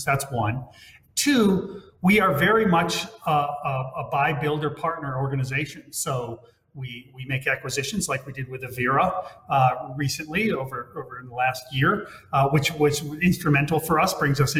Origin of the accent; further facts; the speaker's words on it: Hawaii, United States; moved away; my home state behind me is Hawaii